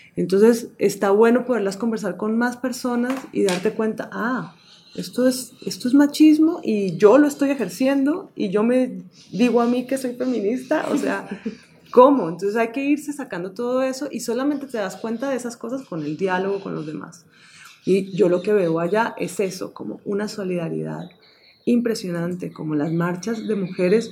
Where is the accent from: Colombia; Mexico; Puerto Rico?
Colombia; vivimos en un país muy rico en imágenes, en música, en culturas, en comida